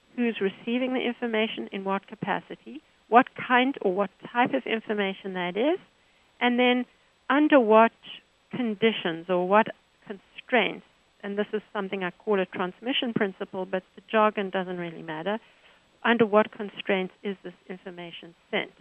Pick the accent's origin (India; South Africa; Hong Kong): South Africa; Johannesburg, Gauteng; now in United States; I'm from South Africa, Johannesburg